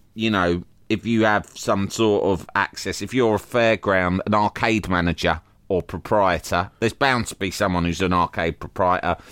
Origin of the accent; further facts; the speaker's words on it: London, United Kingdom; I grew up in London